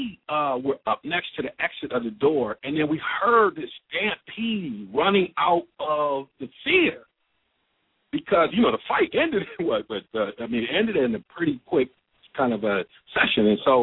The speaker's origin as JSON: {"language": "English", "town": "Ann Arbor", "region": "Michigan", "country": "United States", "tie": "born or raised there", "said": "I grew up in Ann Arbor."}